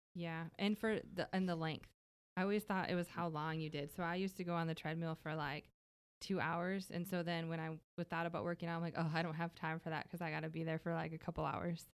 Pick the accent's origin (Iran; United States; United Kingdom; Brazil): United States; Minnesota; now in Texas, United States; I'm originally from Minnesota, though, so I'm not from here